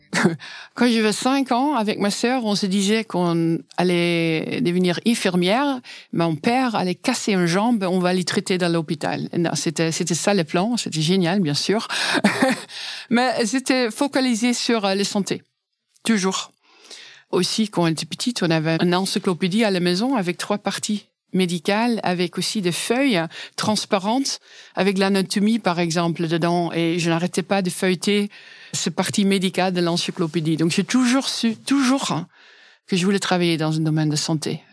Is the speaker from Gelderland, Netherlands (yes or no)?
yes; Dinxperlo, Gelderland, Netherlands; French is a second language; moved away as an adult; now in France; Je suis née à Dingsperlo. C'est un village tout petit à l'est des Pays-Bas, aux frontières avec l'Allemagne